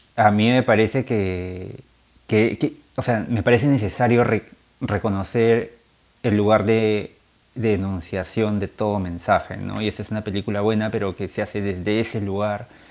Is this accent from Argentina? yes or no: no; Peru; como peruanos